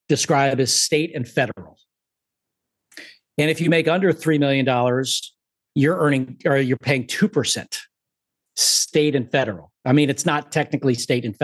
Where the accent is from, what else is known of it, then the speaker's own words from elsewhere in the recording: Sarasota, Florida, United States; also born or lived in Southern California / Las Vegas; now in Puerto Rico; I grew up in the Sarasota area, Florida, a little south of Sarasota, near the water